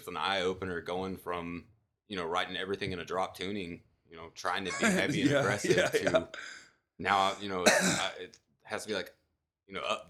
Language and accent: English; Dallas, Texas, United States; moved away as an adult; I was raised in the Dallas area.